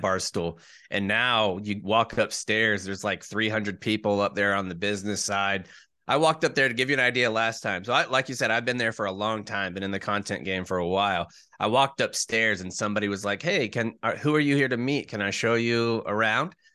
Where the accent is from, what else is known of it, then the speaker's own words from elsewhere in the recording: Jacksonville, Florida, United States; moved away as an adult; I was born in Jacksonville